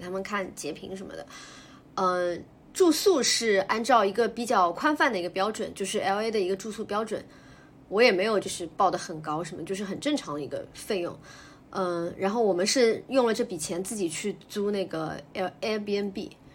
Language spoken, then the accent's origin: Chinese; China; also born or lived in Shanghai; 我们中国人